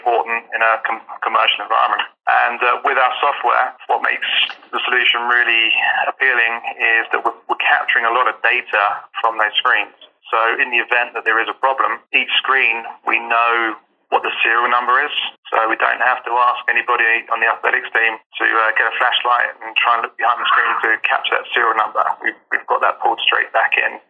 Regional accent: Jersey; accent: strong Jersey; my strong Jersey accent

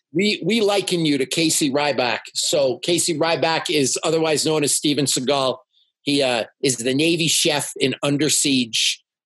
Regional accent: Toronto, Ontario, Canada; now in Salt Lake City, United States; I'm from Toronto, which is the most yeah. multicultural city in the world.

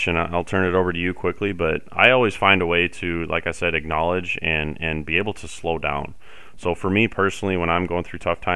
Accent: Summit, United States; growing up in Summit

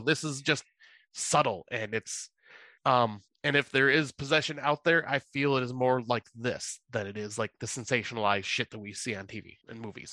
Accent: United States; I'm American

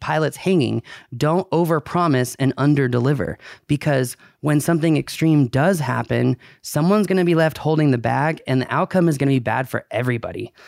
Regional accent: United States; as an American

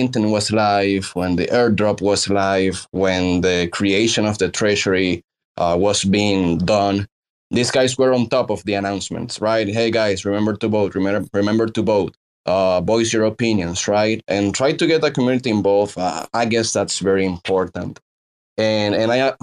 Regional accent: Dominican Republic; I am from the Dominican Republic

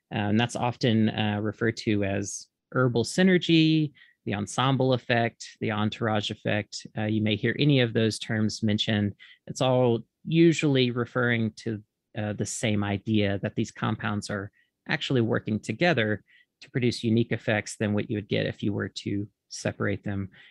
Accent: Mississippi, United States; moved away as an adult; also born or lived in Oregon; originally I'm from Mississippi

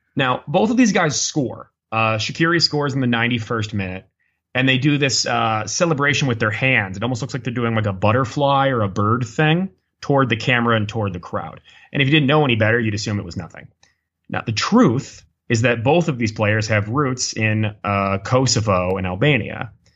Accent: United States; accent: very American; my very American accent

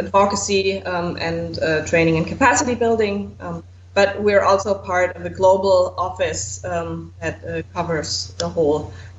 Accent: Southern Germany, Germany; I am not from Bavaria. That's correct. Probably I would say I'm from Bavaria if I was from Bavaria, but I'm from the other southern Germany.

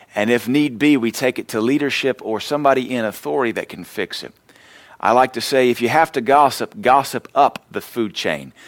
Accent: the American South, United States; we're Southerners

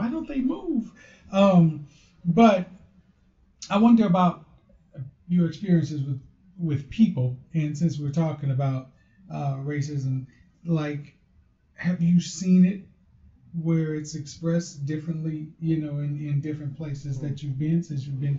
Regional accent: St. Louis, Missouri, United States; I'm from St. Louis.

